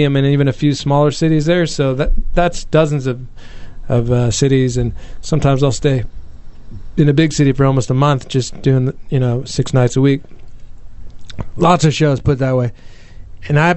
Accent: United States; also born or lived in San Francisco / Australia; I am American

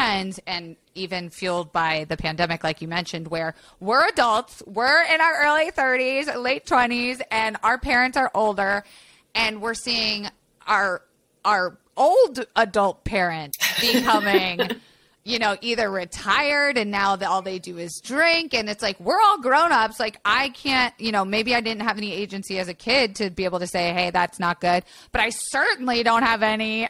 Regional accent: Florida, United States; I grew up in Florida.

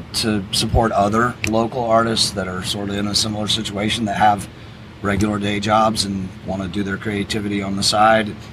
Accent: Atlanta, Georgia, United States; moved away as an adult; now in Key West, United States; I am originally from Atlanta, Georgia

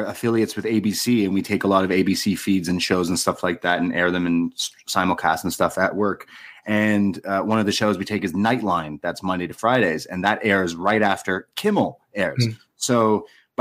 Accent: Toronto, Ontario, Canada; I'm from Toronto

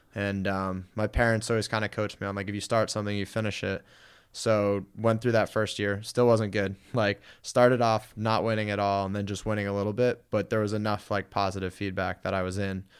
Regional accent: Guilford, Connecticut, United States; moved away as an adult; also born or lived in Springfield, Massachusetts; now in Los Angeles, United States; I grew up in Connecticut in the New Haven area, um, town called Guilford.

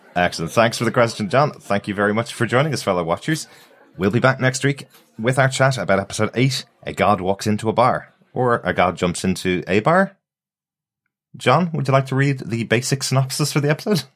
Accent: Ireland; I'm Irish

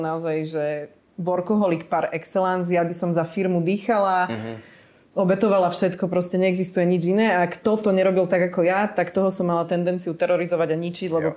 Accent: Slovakia; moved away as an adult; ja som odišla zo Slovenska

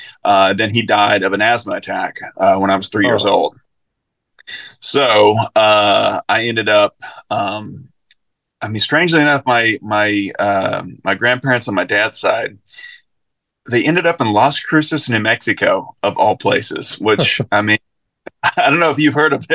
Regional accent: Sligo, Connacht, Ireland; also born or lived in Mobile, United States; Yeah, so I was born in Mobile, and all my mom's family is still down there. But I only lived in Mobile for like 6 weeks. Then we moved back to where my parents had been living, which was Sligo on the west coast of Ireland.

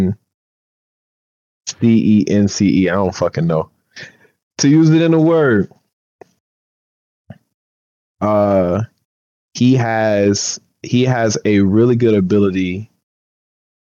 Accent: the South, United States; I'm from the South

